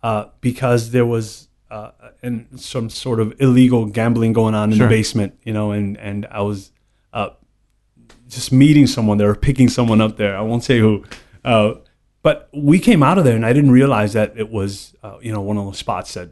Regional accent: New York, United States; So, I mean, you know, I grew up 43 years in New York, born and raised.

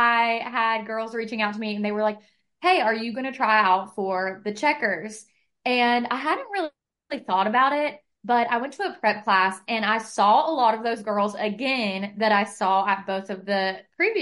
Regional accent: West Virginia, United States; moved away; I grew up in West Virginia

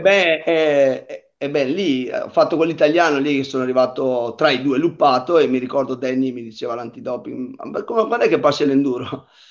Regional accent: Pergine Valsugana, Trentino-Alto Adige, Italy; la gara del mio paese che fa parte dello stesso circuito, l'Italian Bike Up, che è qua a Pergine

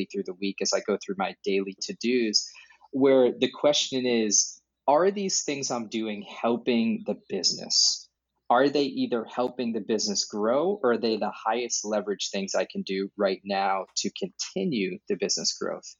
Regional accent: New Hampshire, United States; some people I grew up with in New Hampshire

